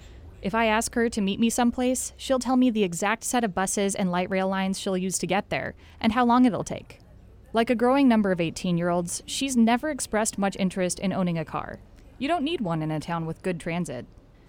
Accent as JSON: {"language": "English", "region": "Oregon", "country": "United States", "tie": "born or raised there", "also_born_or_lived": "Eugene, Oregon", "moved": "as an adult", "lives_now": "Wilmington, United States", "said": "I grew up in Oregon and went to University of Oregon in Eugene."}